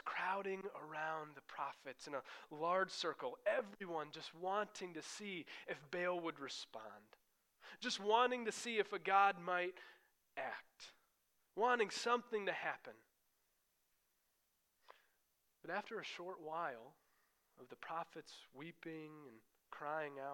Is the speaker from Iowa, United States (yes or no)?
yes; Iowa, United States; moved away; where I grew up in Iowa, that's where I come from.